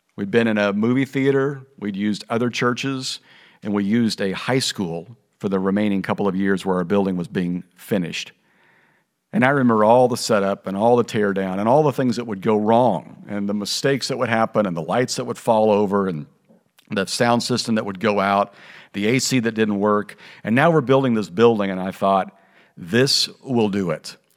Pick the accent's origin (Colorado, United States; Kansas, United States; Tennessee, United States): Kansas, United States; moved away as an adult; also born or lived in Oklahoma / Missouri / Kentucky / California; now in Texas, United States; My wife and I grew up in Kansas and Missouri